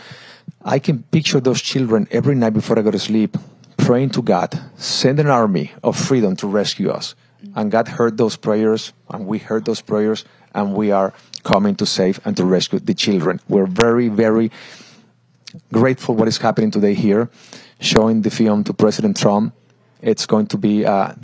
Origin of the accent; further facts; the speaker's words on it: Mexico; now in United States; I am from Mexico.